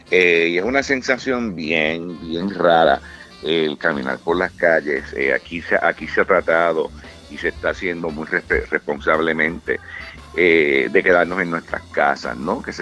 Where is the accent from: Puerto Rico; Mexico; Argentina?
Puerto Rico; moved away as an adult; also born or lived in San Francisco; now in New York, United States; yo he estado in eh, and out en Nueva York desde 1992, cuando yo me mudé de Puerto Rico, vine a hacer mis estudios a la Universidad de New York, la famosa NYU.